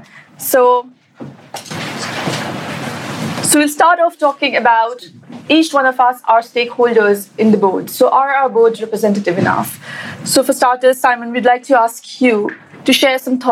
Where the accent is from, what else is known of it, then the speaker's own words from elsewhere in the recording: Pakistan; now in London, United Kingdom; I'm a banker in London, but I'm originally from Pakistan